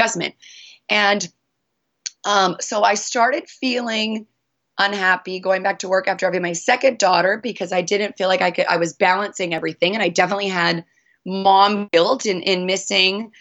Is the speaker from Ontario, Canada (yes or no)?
no; Northern British Columbia, Canada; moved away as an adult; also born or lived in Honolulu; I was born and raised in Northern Canada in British Columbia